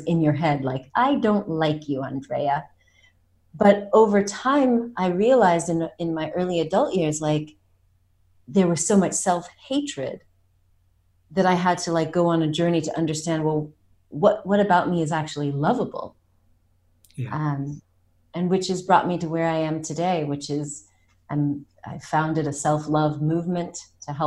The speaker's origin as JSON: {"language": "English", "country": "United States", "tie": "born or raised there", "moved": "yes", "lives_now": "France", "said": "I was born in America"}